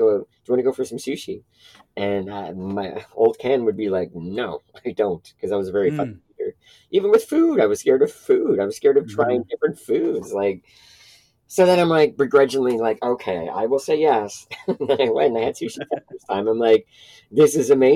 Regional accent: Toronto, Ontario, Canada; I grew up in Etobicoke, which is a suburb of Toronto

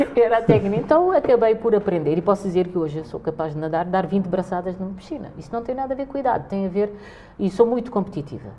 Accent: Cape Verde; now in Portugal; somos cabo-verdianos

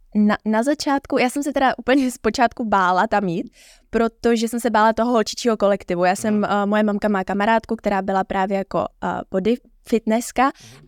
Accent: Prague, Czechia; jak jsem z Prahy, tak jsem nespala na hotelu

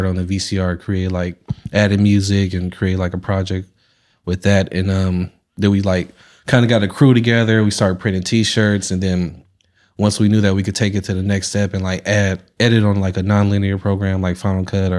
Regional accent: San Francisco, California, United States; I was born in the Bayview, and then like when I turned like 7, 8, I moved into Diamond Heights.

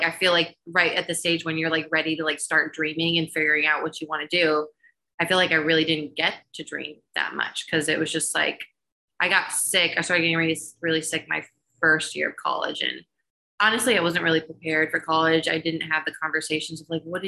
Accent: Middleburg Heights, Ohio, United States; born or raised there; moved away as an adult; now in Charlotte, United States

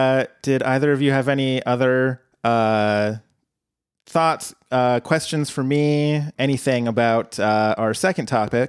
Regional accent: the South, United States; now in Portland, United States; well, I'm from the South.

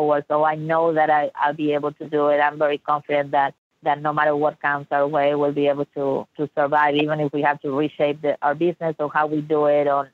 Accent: Argentina; now in Dallas, United States; I'm from Argentina originally, from Latin America.

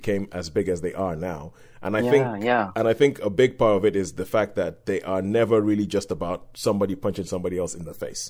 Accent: Nigeria; as a kid, we growing up in Nigeria, we didn't get that many comic books

